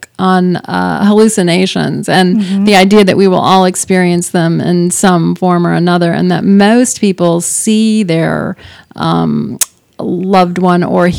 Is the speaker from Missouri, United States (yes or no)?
no; Wise County, Texas, United States; for me, mostly growing up in Wise County was a pretty happy thing, you know.